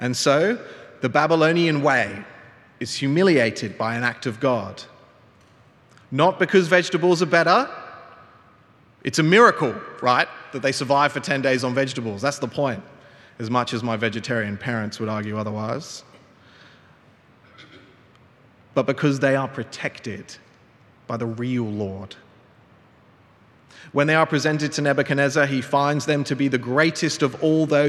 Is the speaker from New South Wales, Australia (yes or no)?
yes; Cronulla, New South Wales, Australia; my hometown Cronulla